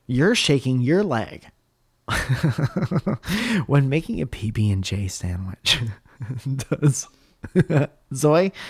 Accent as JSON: {"language": "English", "region": "Connecticut", "country": "United States", "tie": "born or raised there"}